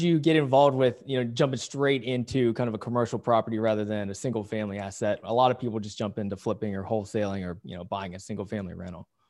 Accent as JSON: {"language": "English", "town": "Pittsburgh", "region": "Pennsylvania", "country": "United States", "tie": "born or raised there", "moved": "yes", "lives_now": "Southern California, United States", "said": "I grew up around Pittsburgh"}